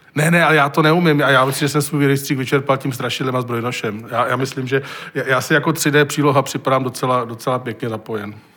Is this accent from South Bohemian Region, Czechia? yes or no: no; Prague, Czechia; já jsem vyrůstala v neobklopenčím sídlištěm